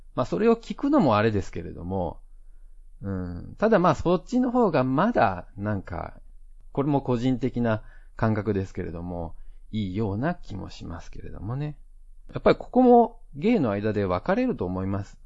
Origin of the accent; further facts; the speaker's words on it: Japan; now in Taiwan; 台湾人パートナーを持つ日本人